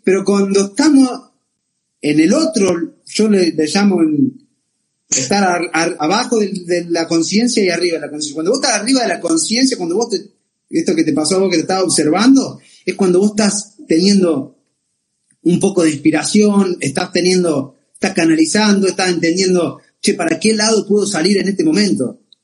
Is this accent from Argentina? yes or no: yes; Argentina; nosotros somos argentinas